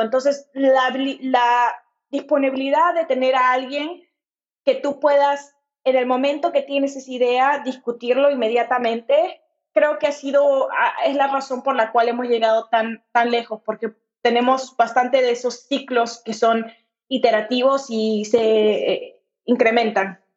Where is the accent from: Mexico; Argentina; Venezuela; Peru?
Peru; Lima; moved away as an adult; also born or lived in Kentucky, United States / Portland, United States; yo crecí en Lima, Perú.